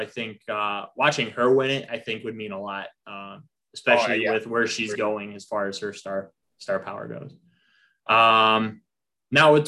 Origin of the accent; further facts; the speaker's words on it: Indiana, United States; Sherrville, Indiana